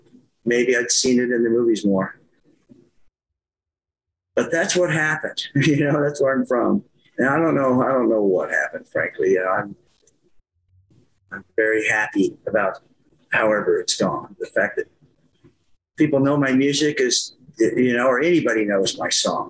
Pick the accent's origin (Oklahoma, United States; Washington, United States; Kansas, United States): Kansas, United States; Kinsley; accent: Kansas; moved away; Yeah, I'm from Kansas. I'm from Kinsley, Kansas. That's where I went to high school. It's a little town out in the western part of Kansas, about 40 miles east of Dodge City.